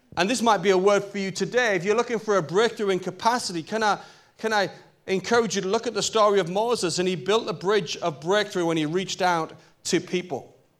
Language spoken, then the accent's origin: English; Newcastle upon Tyne, North East England, United Kingdom; I'm a Geordie boy. I'm from Newcastle.